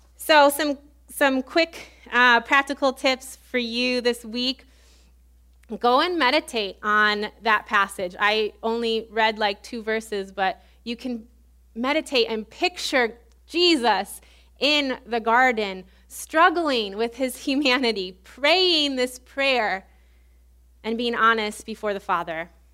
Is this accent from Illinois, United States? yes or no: yes; Illinois, United States; moved away as an adult; also born or lived in Baton Rouge, Louisiana; where I grew up in Illinois